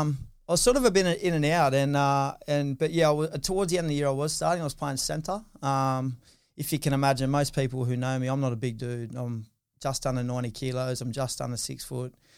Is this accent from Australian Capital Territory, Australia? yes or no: no; Newcastle, New South Wales, Australia; I grew up in, in Newcastle, um, went to school, Saint Teresa's in New Lambton, Saint Pius in Adams Town, Saint Francis Xavier in Hamilton